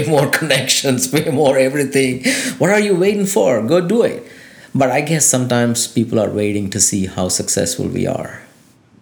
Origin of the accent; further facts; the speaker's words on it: India; now in Lafayette, United States; I came from India